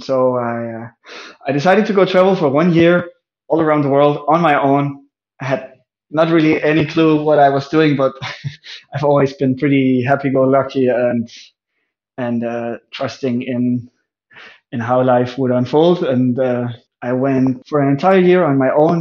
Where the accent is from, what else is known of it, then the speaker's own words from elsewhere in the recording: just outside Aarhus, Central Denmark Region, Denmark; I was born in 1990 in Denmark, uh, just outside of the second largest city called Aarhus